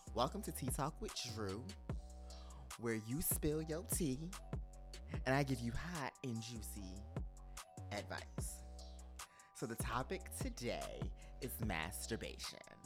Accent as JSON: {"language": "English", "region": "New Jersey", "country": "United States", "also_born_or_lived": "New York", "moved": "yes", "lives_now": "Atlanta, United States", "said": "I'm from Jersey, but I, you know, I live in Atlanta."}